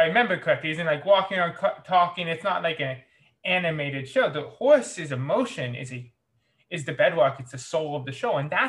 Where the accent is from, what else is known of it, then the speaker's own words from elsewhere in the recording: Toronto, Ontario, Canada; I grew up in Toronto